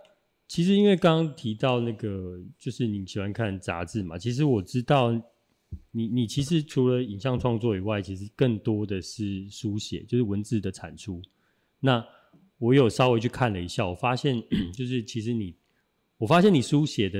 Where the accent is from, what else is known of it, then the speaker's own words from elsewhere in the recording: Taichung, Taiwan; 因为我我我也是台中人，